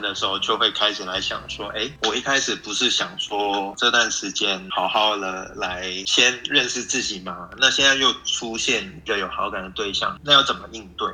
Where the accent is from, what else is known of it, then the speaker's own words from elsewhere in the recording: Hong Kong; moved away as an adult; also born or lived in United States; now in Taiwan; 我是在香港长大